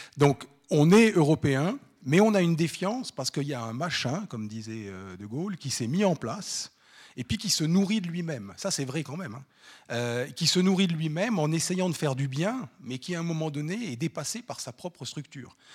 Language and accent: French; France; moved away as an adult; now in Switzerland; Moi, je suis français d'origine